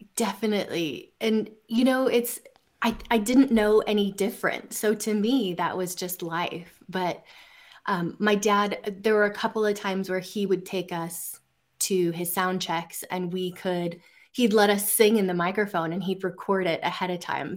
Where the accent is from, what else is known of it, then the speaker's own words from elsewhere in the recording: central Oregon, United States; grew up in central Oregon